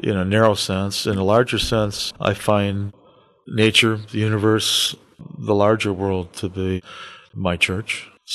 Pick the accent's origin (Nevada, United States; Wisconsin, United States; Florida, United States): Wisconsin, United States; Eau Claire; As a young boy, I grew up in Eau Claire